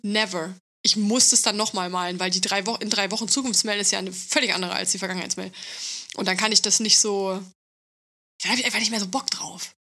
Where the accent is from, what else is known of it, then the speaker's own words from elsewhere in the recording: East Germany, Germany; ich komme aus Ostdeutschland